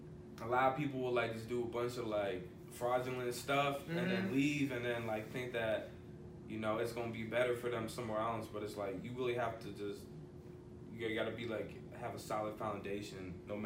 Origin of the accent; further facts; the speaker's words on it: California, United States; We gotta, like, we're from Cali, but we gotta go to Ohio to fuck with these dudes.